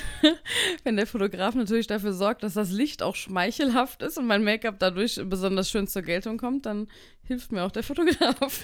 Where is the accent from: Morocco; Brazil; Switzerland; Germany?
Germany; Frankfurt, Hesse; Ich komme aus Frankfurt